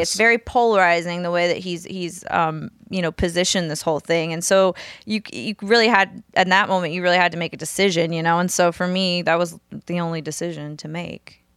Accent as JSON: {"language": "English", "town": "New Orleans", "region": "Louisiana", "country": "United States", "tie": "born or raised there", "moved": "as an adult", "lives_now": "Nashville, United States", "said": "grew up in New Orleans, mostly Southern Louisiana, I moved to Nashville"}